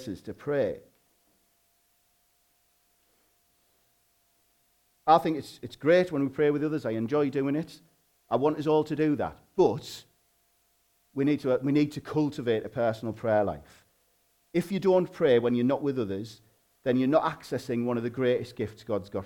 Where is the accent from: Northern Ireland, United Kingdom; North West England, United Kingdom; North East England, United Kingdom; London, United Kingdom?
North East England, United Kingdom; Hartlepool; accent: Hartlepool slang